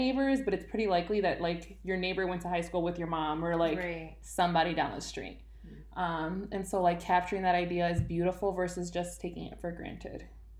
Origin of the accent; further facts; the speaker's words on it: Chicago, Illinois, United States; I'm from the East Side.